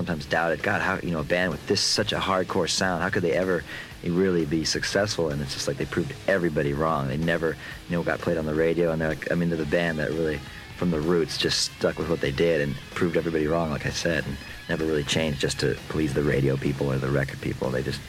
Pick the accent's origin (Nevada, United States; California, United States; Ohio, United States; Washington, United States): California, United States; Bay Area; we're from the Bay Area, so I grew up and I saw the whole thing, you know, the rise of the whole thrash metal scene in the Bay Area